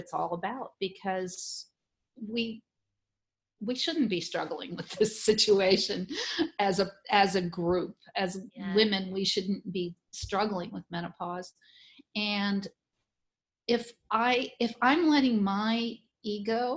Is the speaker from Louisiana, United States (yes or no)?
yes; New Orleans, Louisiana, United States; here in my hometown